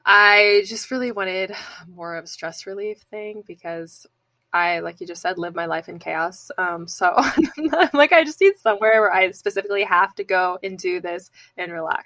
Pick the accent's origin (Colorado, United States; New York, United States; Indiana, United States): Indiana, United States; I'm from Indiana. So I'm like my Midwest friends.